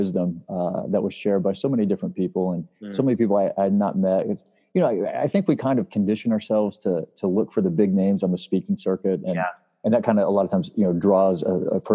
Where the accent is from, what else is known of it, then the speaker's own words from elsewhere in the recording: Springfield, Missouri, United States; also born or lived in Chicago; I ended up in Springfield, which is my hometown